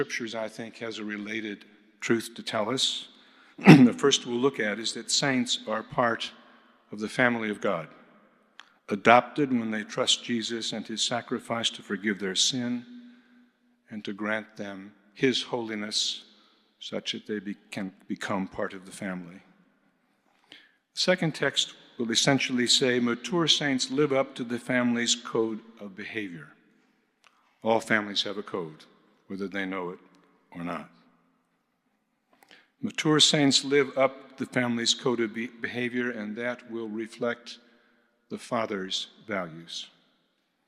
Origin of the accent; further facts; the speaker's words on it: the American Midwest, United States; moved away; I'm a boy from the American Midwest who grew up an evangelical fundamentalist